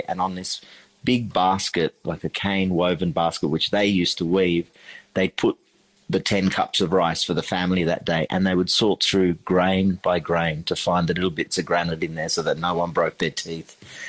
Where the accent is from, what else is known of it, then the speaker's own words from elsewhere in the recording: Sri Lanka; also born or lived in London, United Kingdom; growing up in Sri Lanka, when we left London at the age of 4 and, you know, drove across the world to get to Sri Lanka, that kitchen in our house, which is still standing, it's now nearly 300 years old, was the heart.